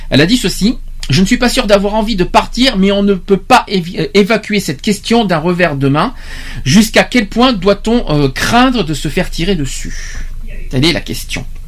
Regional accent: France; chez nous en France

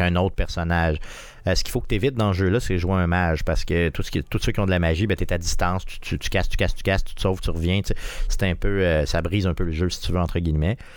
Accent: Quebec City, Quebec, Canada; on est de Québec

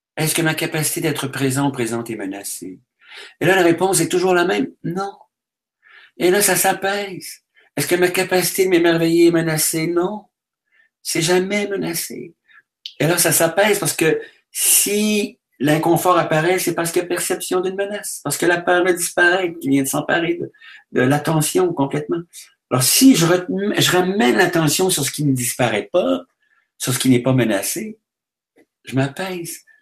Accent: Quebec, Canada; Si je vais en France, on me demande d'où je Avec mon accent, tout ça, bon, on me dit, vous venez du Québec

